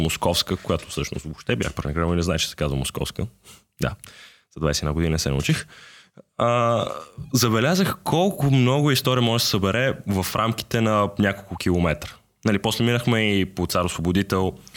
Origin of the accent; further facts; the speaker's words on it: Sofia, Sofia City, Bulgaria; ние по принцип с него сме родени в София